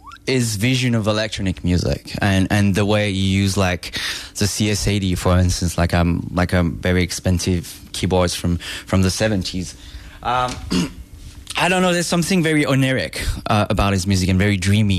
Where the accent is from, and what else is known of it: Provence-Alpes-Côte d'Azur, France; born or raised there; moved away as an adult; now in Los Angeles, United States